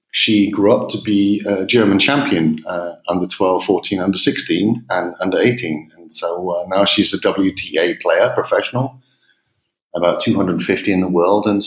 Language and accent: English; England, United Kingdom; accent: English; also born or lived in United States; you can probably hear from my accent I'm English.